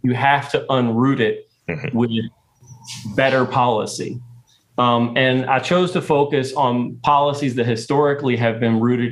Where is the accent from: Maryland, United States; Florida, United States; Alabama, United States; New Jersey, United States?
Maryland, United States; Baltimore; growing up in Baltimore